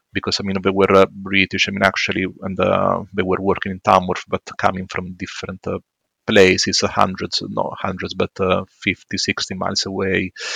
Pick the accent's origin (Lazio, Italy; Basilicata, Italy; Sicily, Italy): Basilicata, Italy; Matera; English is a second language; moved away as an adult; also born or lived in London, United Kingdom / Birmingham, United Kingdom; now in Sutton Coldfield, United Kingdom; from the south of Italy. It's a city called Matera, which is in the middle between, uh, yes, between Naples and Bari.